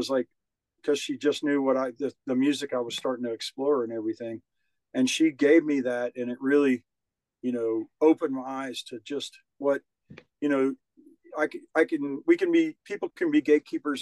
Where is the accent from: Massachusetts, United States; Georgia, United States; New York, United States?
Georgia, United States; Savannah; moved away as an adult; also born or lived in Nashville, Tennessee / Atlanta, Georgia; I grew up in Savannah, Georgia